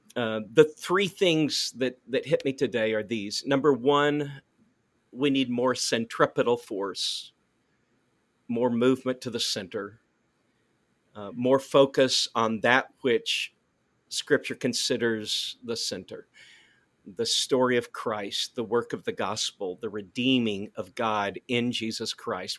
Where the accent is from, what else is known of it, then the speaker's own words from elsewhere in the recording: Neosho, Missouri, United States; moved away as an adult; also born or lived in North Carolina / Searcy, Arkansas / Abilene, Texas; I was born in Neosho, Missouri, and I graduated from high school there, so that my formative years were there